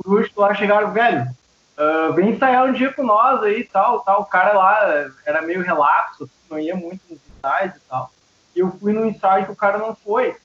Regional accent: São Leopoldo, Rio Grande do Sul, Brazil; also born or lived in Santo André, São Paulo; now in Novo Hamburgo, Brazil; eu me criei ali em São Leopoldo, né? Cidade aqui do lado.

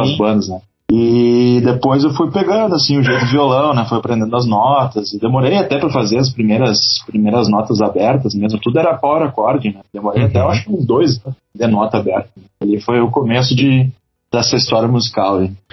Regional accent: Novo Hamburgo, Rio Grande do Sul, Brazil; Fala do Vale dos Sinos, mais exatamente de Canudos, Novo Hamburgo.

